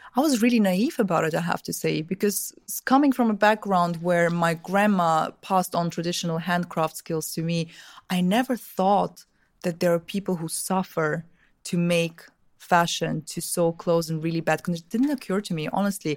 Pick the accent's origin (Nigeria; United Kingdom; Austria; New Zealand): Austria; Vienna; also born or lived in Russia; I'm originally from, uh, Russia, from, from the, back when I was born, it was still the U S S R. I'm young, but not that young. So, um, but I grew up in Austria, in Vienna.